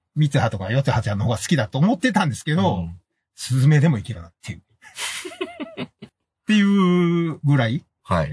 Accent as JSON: {"language": "Japanese", "region": "Kansai", "country": "Japan", "said": "俺ら関西人"}